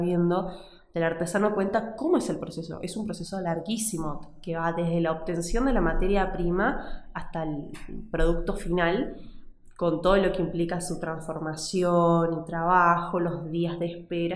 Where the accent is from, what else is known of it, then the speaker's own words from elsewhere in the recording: Tucumán, Argentina; moved away as an adult; now in Salta, Argentina; Y yo me crié en Tucumán